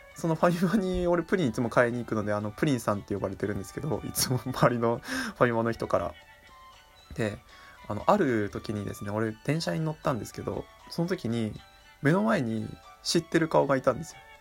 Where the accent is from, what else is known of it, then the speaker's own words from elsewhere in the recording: Miyagi, Japan; 地元の宮城のですね